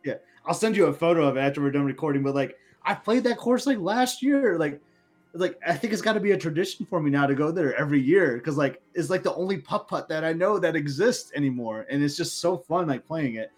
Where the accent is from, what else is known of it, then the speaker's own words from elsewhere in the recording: Lansing, Michigan, United States; I'm from Lansing, Michigan